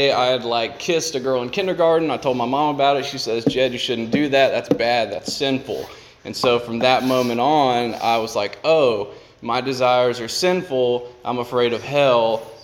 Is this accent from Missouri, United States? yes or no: no; South Carolina, United States; I'm from South Carolina.